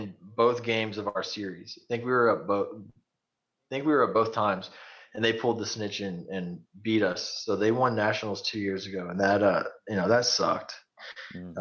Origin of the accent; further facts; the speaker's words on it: Goliad, Texas, United States; I'm from Goliad, right down the road.